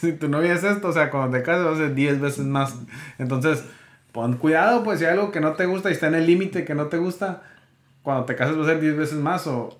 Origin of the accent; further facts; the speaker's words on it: Mexico; somos mexicanos, ¿no? En México así se acostumbra